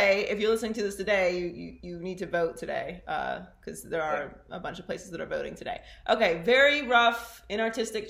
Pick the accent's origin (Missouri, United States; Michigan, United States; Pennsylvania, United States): Pennsylvania, United States; Pittsburgh; moved away; also born or lived in Miami; I grew up in Pittsburgh